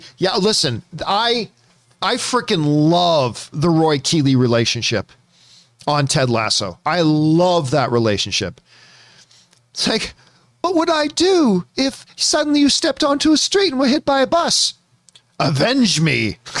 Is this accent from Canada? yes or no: yes; Canada; I'm Canadian and I can't even do a good French accent.